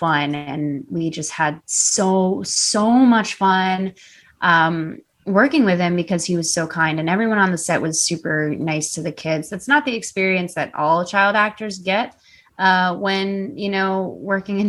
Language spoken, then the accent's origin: English; Chicago, Illinois, United States; I grew up in Chicago, like literally around the corner from her